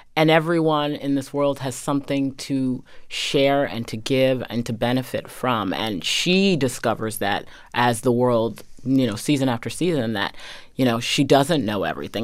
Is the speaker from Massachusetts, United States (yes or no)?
yes; Medfield, Massachusetts, United States; I grew up in a very traditional um, New England town.